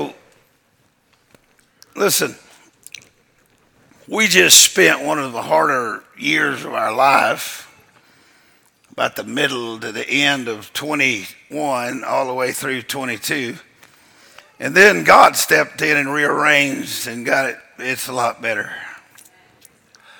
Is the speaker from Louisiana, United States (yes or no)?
yes; Louisiana, United States; moved away as an adult; now in Mexico; I was originally from Louisiana, but I got called out to do a job, and I'm still on that job